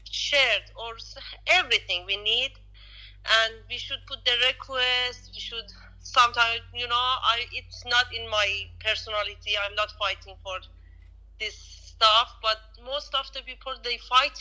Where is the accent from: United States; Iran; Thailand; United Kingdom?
Iran; English is a second language; moved away as an adult; now in Australia; When I was living in Iran, in my country